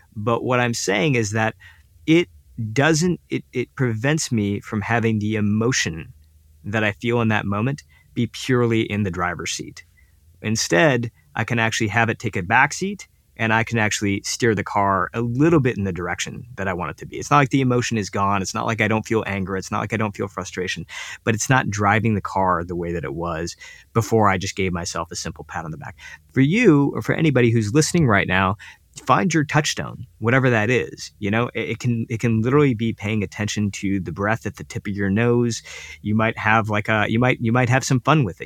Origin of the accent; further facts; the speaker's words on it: United States; as an Indian kid living up living in the United States